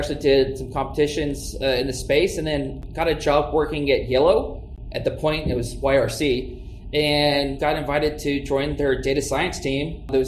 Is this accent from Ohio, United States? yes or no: no; Huntsville, Alabama, United States; now in Kansas City, United States; I grew up originally in Alabama. I was born and raised in Huntsville